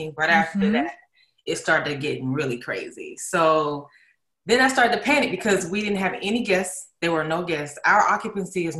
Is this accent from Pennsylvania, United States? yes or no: no; Atlanta, Georgia, United States; moved away as an adult; now in Los Angeles, United States; I'm from Atlanta, Georgia. I've been in LA for about maybe 6 or 7 years now. Back and forth from Atlanta. That's where I, you know, come from